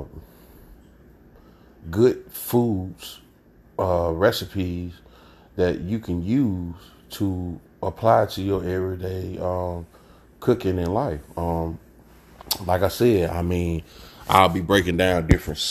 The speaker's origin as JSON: {"language": "English", "town": "Jackson", "region": "Mississippi", "country": "United States", "said": "I hail from Jackson, Mississippi"}